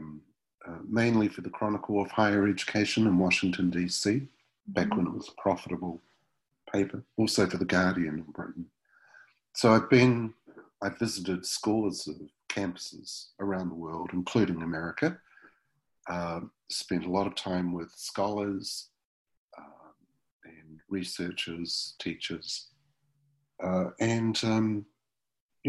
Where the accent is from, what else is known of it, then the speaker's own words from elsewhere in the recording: Wellington, New Zealand; my hometown, Wellington, New Zealand